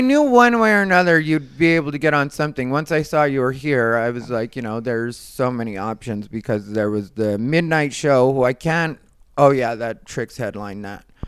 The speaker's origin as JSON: {"language": "English", "town": "Phoenix", "region": "Arizona", "country": "United States", "moved": "as an adult", "lives_now": "Los Angeles, United States", "said": "I'm from Phoenix"}